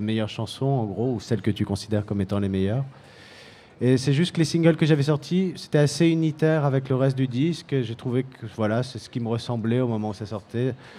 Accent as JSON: {"language": "French", "town": "Paris", "region": "Île-de-France", "country": "France", "said": "on vient de Paris, c'est très très bitumé"}